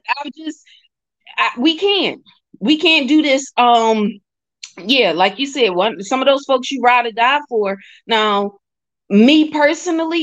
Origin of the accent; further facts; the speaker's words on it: Philadelphia, Pennsylvania, United States; the way I grew up out here in Philly